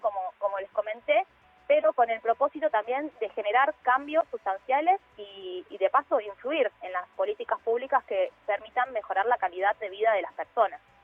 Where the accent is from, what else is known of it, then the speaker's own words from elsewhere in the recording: Villa Fiorito, Buenos Aires Province, Argentina; also born or lived in Lanús; yo vivo en Lanús, estoy en el sur del conurbano, me crié en Villa Fiorito